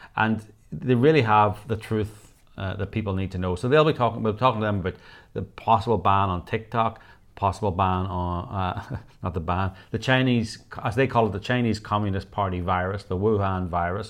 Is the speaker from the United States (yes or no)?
no; Northern Ireland, United Kingdom; I was brought up in Northern Ireland